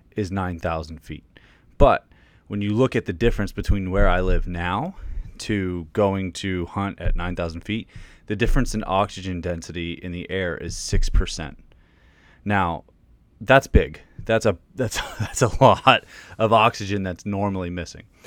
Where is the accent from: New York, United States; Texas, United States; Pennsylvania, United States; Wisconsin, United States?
Pennsylvania, United States; now in Virginia, United States; I'm from Pennsylvania. I live in Virginia right now